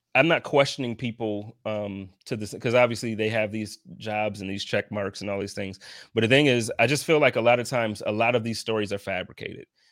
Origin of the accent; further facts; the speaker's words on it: Buffalo, New York, United States; moved away; I'm from Buffalo and I'm always in Buffalo now